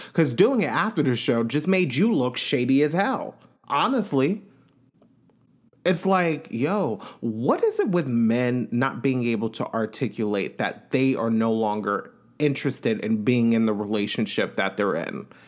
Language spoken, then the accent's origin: English; Long Island, New York, United States; I'm from Long Island, New York